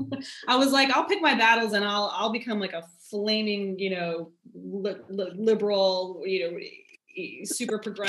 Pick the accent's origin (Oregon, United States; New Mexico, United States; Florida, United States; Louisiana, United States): Florida, United States; Naples; I was certainly ensconced in our in Naples, Florida, you know, the hotbed of rich conservative, you know, old people